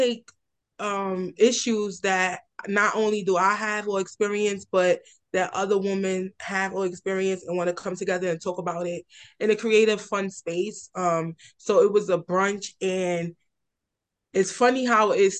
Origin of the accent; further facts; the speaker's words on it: New York City, New York, United States; I'm from, born and raised in Red Hook, Brooklyn